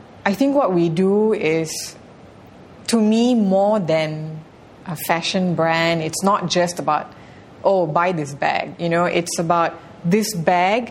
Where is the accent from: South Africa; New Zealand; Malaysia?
Malaysia; moved away as an adult; as a Malaysian